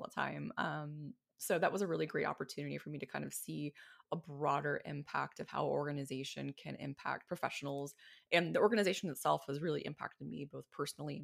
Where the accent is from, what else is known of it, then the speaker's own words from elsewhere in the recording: Oklahoma City, Oklahoma, United States; also born or lived in Odessa, Texas; I was actually born in Odessa, Texas, but I mean, no one really knows what it's like to live in a small town like that when you're a baby. So I grew up in Oklahoma City